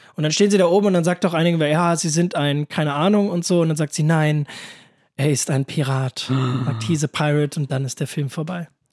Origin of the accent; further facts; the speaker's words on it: near Königstein, Frankfurt area, Hesse, Germany; sehr in der Nähe von, also wirklich sehr, sehr in der Nähe, wo ich herkomme, ist so 10 Minuten Fahrt.